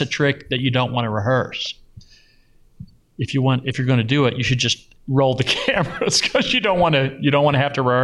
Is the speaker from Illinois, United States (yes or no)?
no; Louisville, Kentucky, United States; now in Las Vegas, United States; I grew up in Louisville in the suburbs